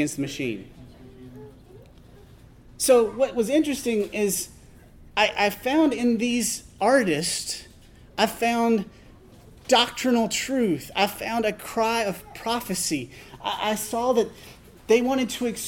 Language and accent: English; Tennessee, United States; I was raised in Tennessee in a rural congregation of the Church of Christ